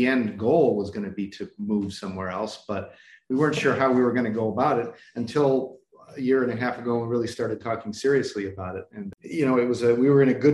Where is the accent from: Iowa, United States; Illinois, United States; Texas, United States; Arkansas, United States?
Illinois, United States; Chicago; moved away as an adult; also born or lived in Cleveland, Ohio / Philadelphia; I was born in Cleveland and mostly raised in Chicago